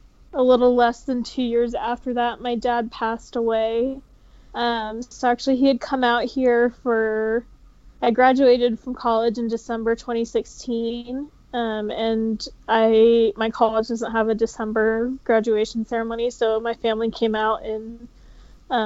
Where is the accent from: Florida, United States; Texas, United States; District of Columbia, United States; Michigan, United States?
Texas, United States; now in Utah, United States; I was born in Texas. I live in Utah now